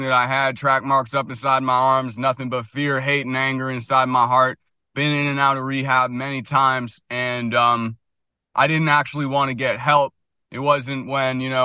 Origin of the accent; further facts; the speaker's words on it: Washington, District of Columbia, United States; also born or lived in San Francisco; now in Vermont, United States; I grew up in Washington, D.C., went to private school